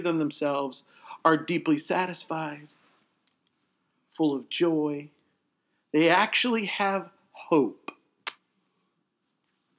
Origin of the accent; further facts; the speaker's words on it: United States; I'm an American